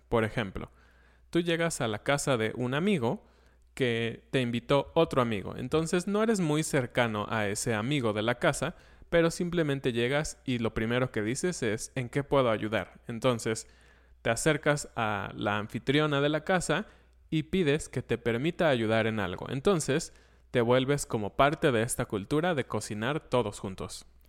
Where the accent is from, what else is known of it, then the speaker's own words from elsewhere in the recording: Mexico; nosotros como mexicanos